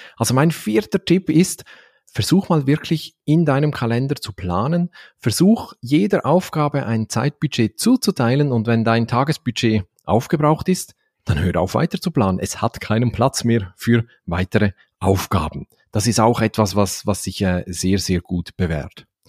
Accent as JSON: {"language": "German", "region": "Valais", "country": "Switzerland", "accent": "Valais German", "said": "wir Walliser in der Schweiz"}